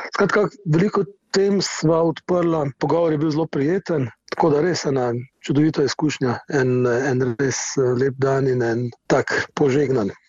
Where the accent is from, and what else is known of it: Slovenia